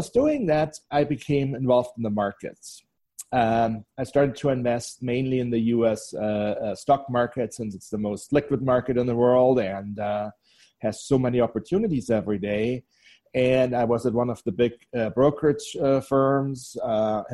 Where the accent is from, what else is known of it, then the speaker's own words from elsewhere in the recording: Bavaria, Germany; moved away as an adult; now in United States; So I grew up in Bavaria in Germany in a smaller town south of Munich, about an hour south of Munich, close to the Austrian and Swiss border